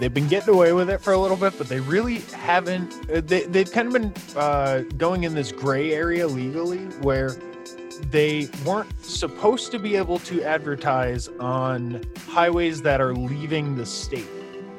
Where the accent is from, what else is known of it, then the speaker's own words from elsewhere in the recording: New York, United States; now in California, United States; in my home state of California, my current home state, New York will always kind of have a special place